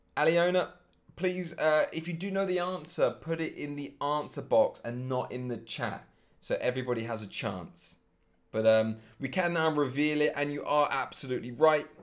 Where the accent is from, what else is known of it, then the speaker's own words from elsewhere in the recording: England, United Kingdom; now in Germany; my home country being England